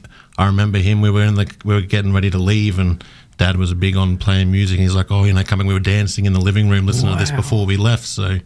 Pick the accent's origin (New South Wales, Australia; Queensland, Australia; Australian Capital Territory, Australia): Queensland, Australia; Townsville; also born or lived in Victoria, Australia; I've lived here pretty much since I was 5 years old. My dad was in the army when we were younger, so we travelled around a little bit. I was born down in Victoria, but we ended up finding ourselves up in Townsville from when I was five.